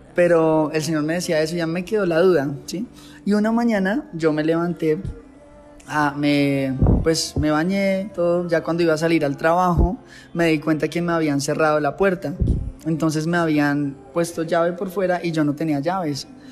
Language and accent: Spanish; Facatativá, Cundinamarca, Colombia; moved away; Soy de la ciudad de Facatativá, es un municipio ubicado a más o menos 50 kilómetros de, de Bogotá, que es la capital de Colombia